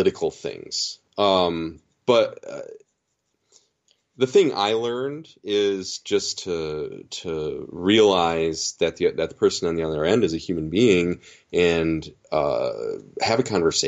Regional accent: Michigan, United States; I'm from Michigan

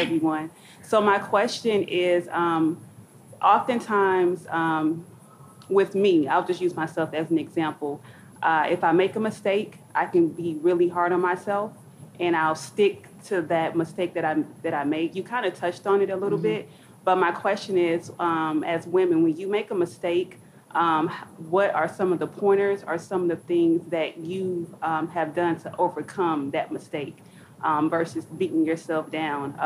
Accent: Newport News, Virginia, United States; I'm actually from Newport News

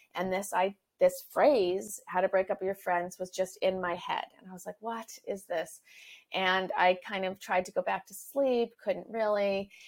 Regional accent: Canada; now in Los Angeles, United States; I am a Canadian living in Los Angeles

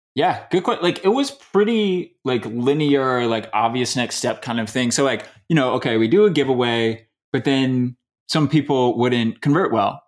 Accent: Michigan, United States; moved away as an adult; also born or lived in Louisiana; now in Indiana, United States; I was born in Louisiana, but I, I was raised in Michigan.

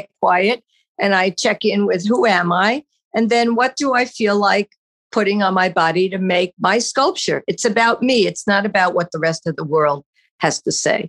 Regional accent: New York, United States; moved away; also born or lived in New Jersey; we grew up in New York and then we moved to New Jersey

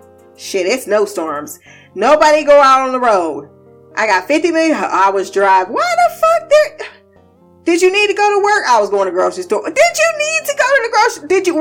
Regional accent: Southern United States, United States; I am from the South, and I can't say how Midwest people are about spades because I didn't really deal with it so much.

